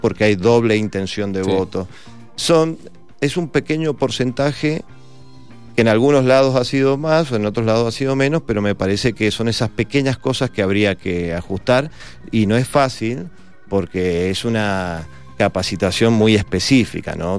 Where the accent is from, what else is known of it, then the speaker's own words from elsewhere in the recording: Mendoza, Argentina; los mendocinos vamos a tener otra instancia de votación